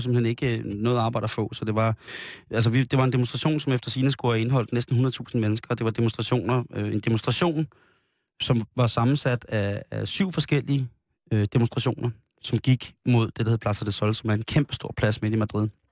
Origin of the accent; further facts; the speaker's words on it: Denmark; vi er jo danskere